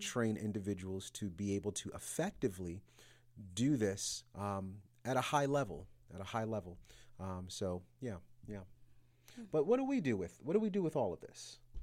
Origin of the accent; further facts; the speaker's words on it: New York City, New York, United States; moved away as an adult; also born or lived in Yonkers, New York; now in Atlanta, United States; I'm originally from New York City, from, um, Brooklyn, New York